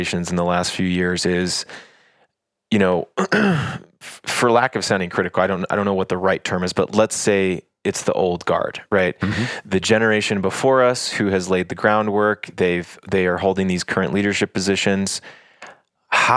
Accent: Texas, United States; moved away; also born or lived in Africa; I grew up in Texas

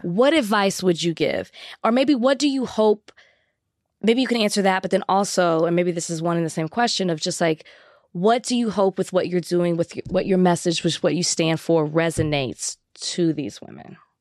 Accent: Texas, United States; I'm from Texas

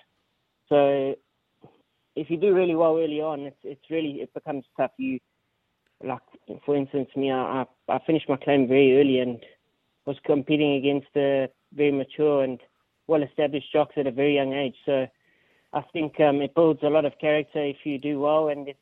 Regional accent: Johannesburg, Gauteng, South Africa; moved away as an adult; also born or lived in Durban; now in Australia; I was born in Johannesburg. Was raised in Johannesburg for a long time, and then made my transition down to Durban

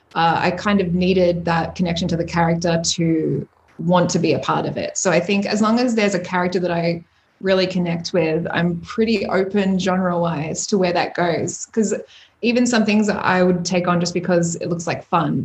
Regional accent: Melbourne, Victoria, Australia; I just got back to melbourne to my hometown where all my friends and family are

